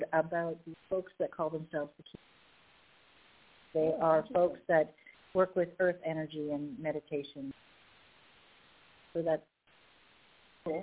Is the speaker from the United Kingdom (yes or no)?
no; Winnipeg, Manitoba, Canada; I'm from Canada, Peg Canada, Winnipeg, a Winnipegan